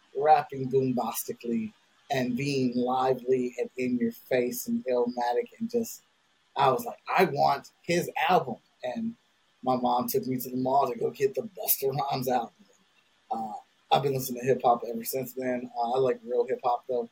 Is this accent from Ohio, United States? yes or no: yes; Cleveland, Ohio, United States; I'm from Cleveland, Ohio